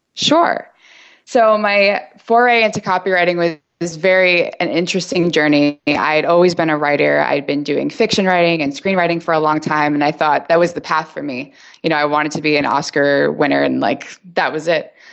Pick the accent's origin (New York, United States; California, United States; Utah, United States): New York, United States; also born or lived in Chicago / Los Angeles; now in San Francisco, United States; I'm from New York and I've lived in Chicago, I lived